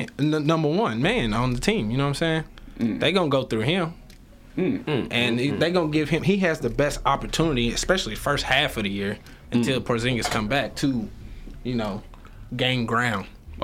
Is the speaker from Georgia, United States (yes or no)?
yes; Atlanta, Georgia, United States; I'm not at all. Like I said, I'm from Atlanta.